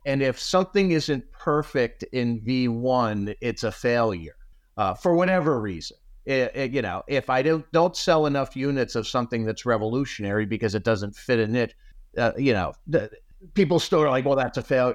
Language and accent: English; South Florida, United States; growing up in South Florida